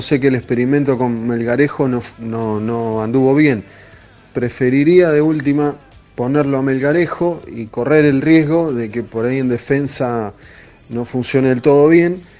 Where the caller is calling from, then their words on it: Padua, Buenos Aires Province, Argentina; eh, ¿cómo andan?